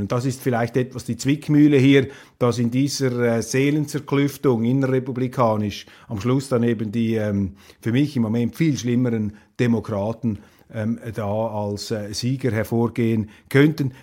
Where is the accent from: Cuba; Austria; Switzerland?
Switzerland; ich bin enttäuscht als Schweizer